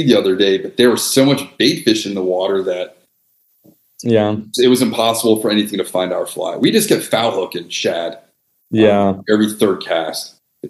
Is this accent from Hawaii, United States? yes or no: no; New York, United States; Especially like spoiled as a New Yorker.